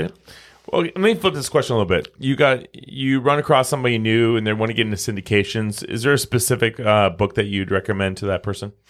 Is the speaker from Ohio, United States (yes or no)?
no; Omaha, Nebraska, United States; we're from Omaha, you know? We're We're the Midwesterners